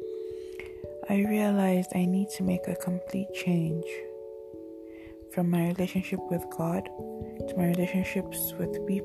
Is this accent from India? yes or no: no; Nigeria; being a Nigerian